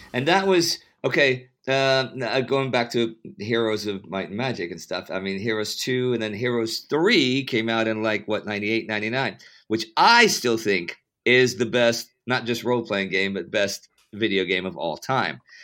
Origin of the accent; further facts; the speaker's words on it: Texas, United States; I'm from Texas